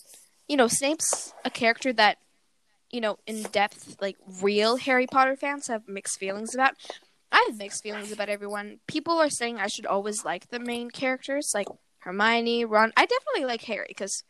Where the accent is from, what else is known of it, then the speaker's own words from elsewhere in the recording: Canada; I'm Canadian